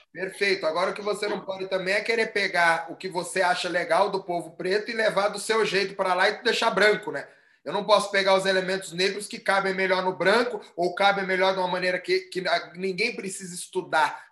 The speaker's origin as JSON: {"language": "Portuguese", "region": "São Paulo", "country": "Brazil", "tie": "born or raised there", "said": "aqui em São Paulo"}